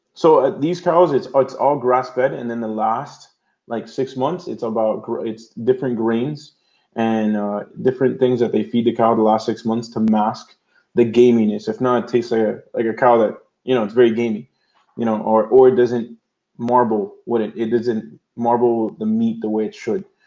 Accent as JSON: {"language": "English", "town": "Miami", "region": "Florida", "country": "United States", "tie": "born or raised there", "said": "I was born here in Miami, Florida, year 1987."}